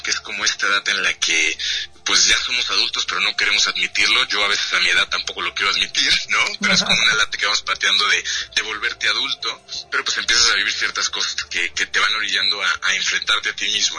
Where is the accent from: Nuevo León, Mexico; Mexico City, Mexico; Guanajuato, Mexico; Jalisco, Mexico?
Jalisco, Mexico; Guadalajara; yo soy tapatío